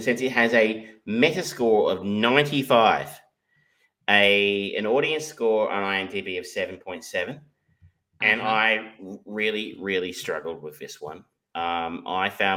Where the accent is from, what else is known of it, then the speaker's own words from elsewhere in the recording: Geelong, Victoria, Australia; I grew up in Corio